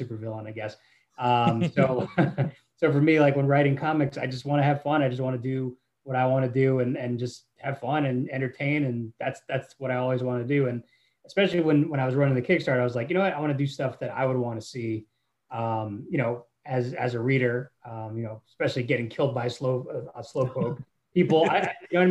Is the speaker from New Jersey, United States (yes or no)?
yes; New Jersey, United States; I'm from New Jersey